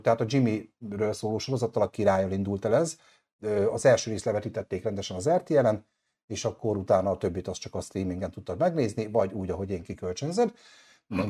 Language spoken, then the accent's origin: Hungarian; Hungary; magyar vagyok